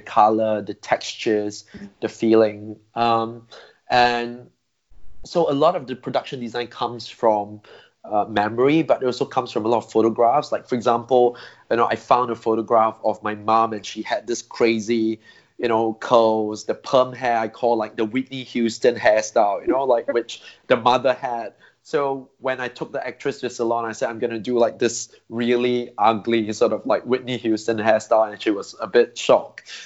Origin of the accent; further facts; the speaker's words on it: Singapore; I grew up in Singapore